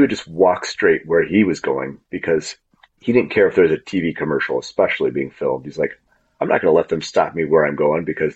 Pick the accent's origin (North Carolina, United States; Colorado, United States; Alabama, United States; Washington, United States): Washington, United States; Spokane; when I was growing up in Spokane